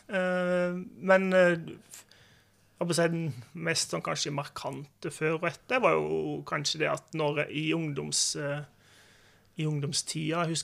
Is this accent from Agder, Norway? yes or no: yes; Agder, Norway; Og jeg har liksom alltid tenkt på meg sjøl som sørlending, ja. Det har jeg.